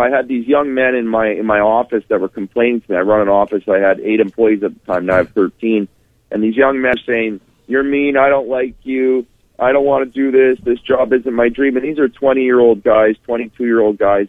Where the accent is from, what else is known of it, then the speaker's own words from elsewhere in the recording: Winnipeg, Manitoba, Canada; I'm from Winnipeg.